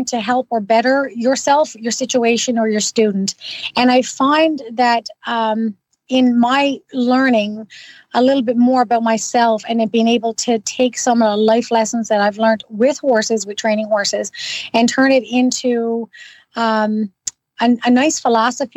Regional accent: Newfoundland and Labrador, Canada; now in Ottawa, Canada; I'm originally from Newfoundland

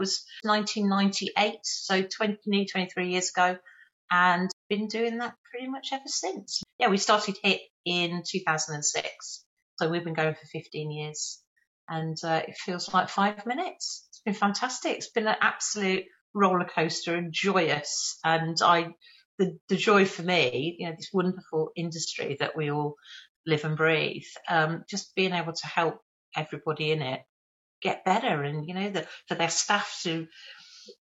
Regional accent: Birmingham, West Midlands, United Kingdom; accent: Birmingham; I was in Birmingham. You can probably tell from my accent. I've got a bit of residual Birmingham hanging around in there.

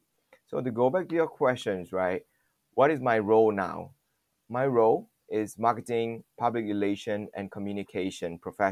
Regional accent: Malaysia; born there; also born or lived in Taiwan / Singapore; Even though I was born here in Malaysia, the shock is quite different when you are westernized in the culture and everything.

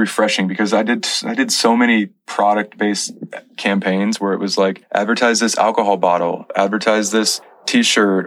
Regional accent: Missouri, United States; moved away as an adult; now in California, United States; My profile says Missouri raised, California amazed

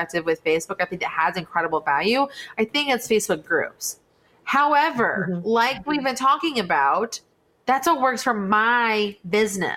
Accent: West Coast, United States; I was from the West Coast

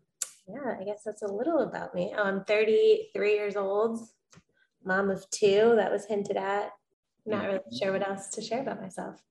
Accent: Englewood, New Jersey, United States; Born and raised in Englewood, New Jersey. Never thought I'd return.

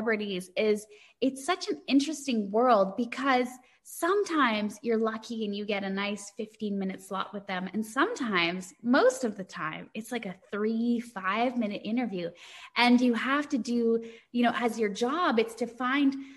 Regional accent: Canada; as a Canadian

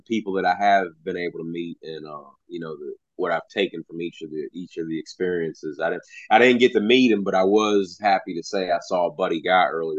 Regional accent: between Baltimore and DC, Maryland, United States; also born or lived in California; now in Kentucky, United States; It was before I moved here to Kentucky, because I'm originally from Maryland, right between Baltimore and DC.

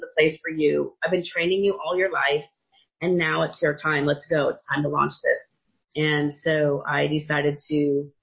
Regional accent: Silicon Valley, California, United States; I grew up in Silicon Valley

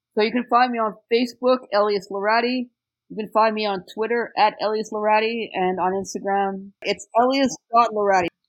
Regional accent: Canada; now in Montreal, Canada; I'm English Canadian, so it's kind of different.

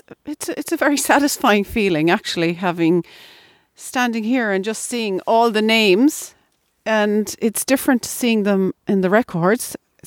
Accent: Ovens, Munster, Ireland; And this house here reminds me of the house that I grew up in Ovens.

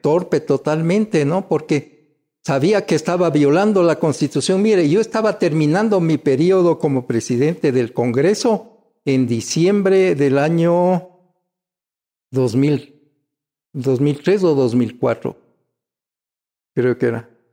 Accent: Quito, Pichincha, Ecuador; yo ya nací en Quito. Yo soy auténticamente quiteño, estudié en la escuela Espejo tradicional municipal

